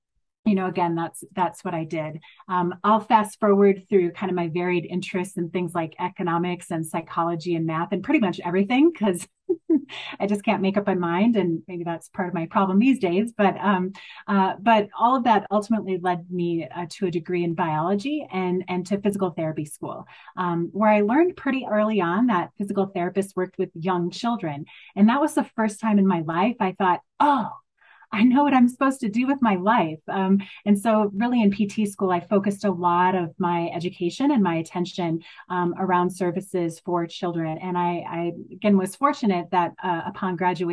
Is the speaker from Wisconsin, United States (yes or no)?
yes; Madison, Wisconsin, United States; I grew up in Madison, Wisconsin, in a relatively poor area of the city.